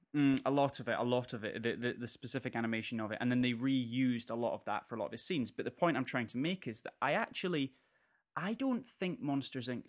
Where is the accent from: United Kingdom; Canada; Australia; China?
United Kingdom; North Berwick, Scotland; I'm from North Berwick and I know a lot of people from North Berwick.